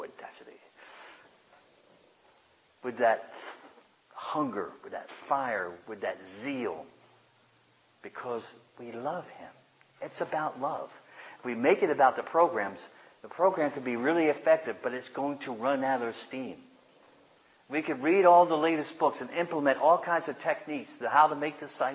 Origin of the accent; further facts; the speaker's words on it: United States; I love being an American.